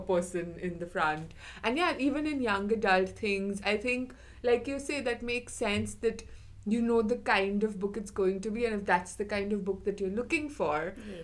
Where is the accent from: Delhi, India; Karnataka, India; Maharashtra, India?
Maharashtra, India; Mumbai; moved away; I'm from Mumbai.